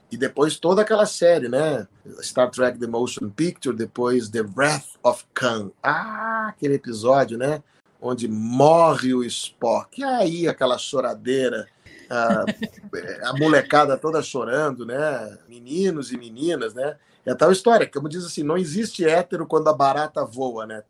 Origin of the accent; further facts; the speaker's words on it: Rio Grande do Sul, Brazil; moved away as an adult; also born or lived in Porto Alegre / São Paulo; now in Rio de Janeiro, Brazil; eu sou gaúcho, e naquela época eu era ainda mais gaúcho do que sou hoje, que estou morando no Rio há 35 anos